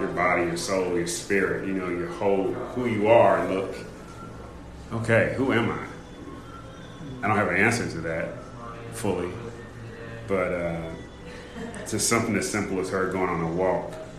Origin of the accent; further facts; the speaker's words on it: California, United States; I grew up in California, Wild River Country